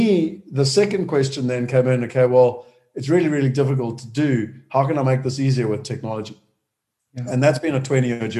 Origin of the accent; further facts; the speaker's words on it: Durban, KwaZulu-Natal, South Africa; moved away as an adult; also born or lived in London; I was born in Durban, so I'm a South African